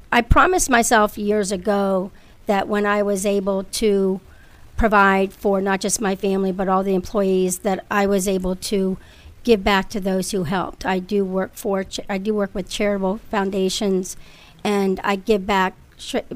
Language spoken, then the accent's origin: English; Lordstown, Ohio, United States; moved away; I'm seven kids, and we grew up in a trailer in mm-hmm. Lordstown, Ohio.